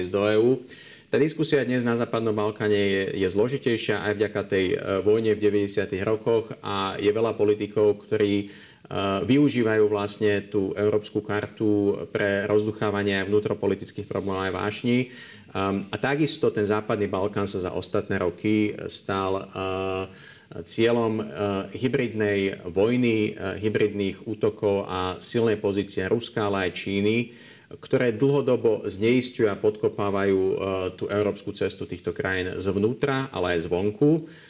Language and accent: Slovak; Slovakia; pracujeme a sme zo Slovenska, z regiónu